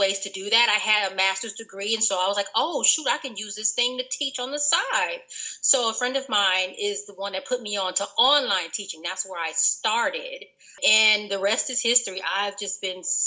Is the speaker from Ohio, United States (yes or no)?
no; Los Angeles, California, United States; I am from South Los Angeles, born and raised